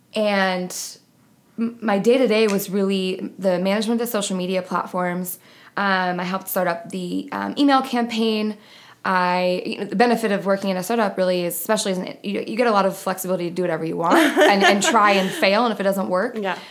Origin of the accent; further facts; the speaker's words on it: New York, United States; moved away as an adult; also born or lived in Buffalo; now in Phoenix, United States; I'm originally from New York. I went to college in Buffalo